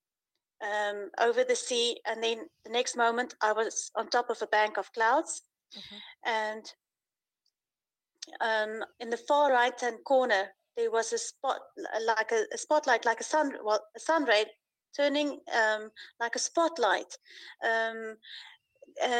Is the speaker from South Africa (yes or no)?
yes; South Africa; now in Uruguay; I'm from South Africa, but living currently in Uruguay